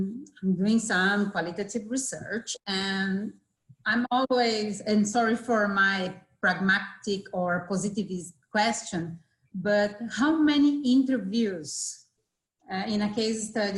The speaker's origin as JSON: {"language": "English", "region": "South Region", "country": "Brazil", "second_language": "English", "said": "I'm from Brazil. I'm from the south of Brazil, actually. My university is Univali. I'm a professor here."}